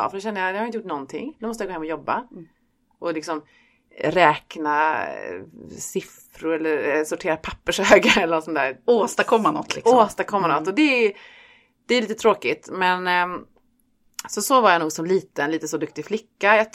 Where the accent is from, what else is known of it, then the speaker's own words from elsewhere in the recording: Stockholm, Stockholm County, Sweden; also born or lived in Skåne; För här säger de att jag är stockholmare och i Stockholm så säger de att jag är en skåning.